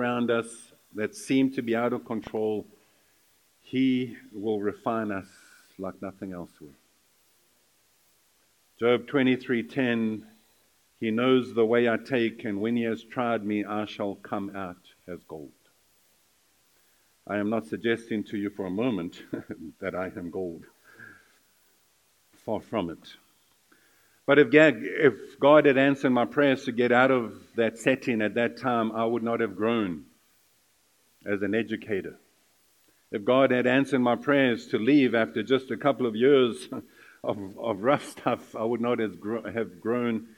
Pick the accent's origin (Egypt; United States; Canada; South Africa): South Africa; moved away as an adult; I was from South Africa